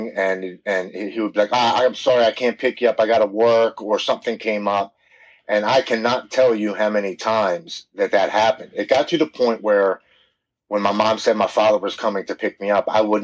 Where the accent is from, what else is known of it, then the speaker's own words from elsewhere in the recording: Baltimore, Maryland, United States; born and raised in Baltimore, Maryland